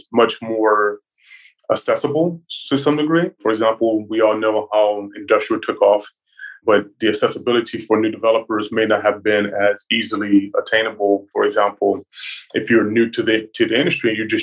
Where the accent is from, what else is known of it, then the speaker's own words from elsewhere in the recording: Dallas, Texas, United States; moved away as an adult; now in Atlanta, United States; I'm originally from Dallas, Texas, and then moved to Atlanta to get an MBA at Georgia Tech.